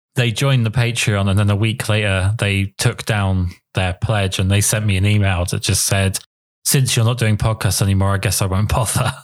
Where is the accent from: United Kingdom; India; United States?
United Kingdom; England; I'm English